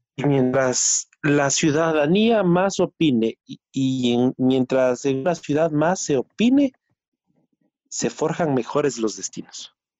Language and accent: Spanish; Ecuador; uno de los dos representantes ecuatorianos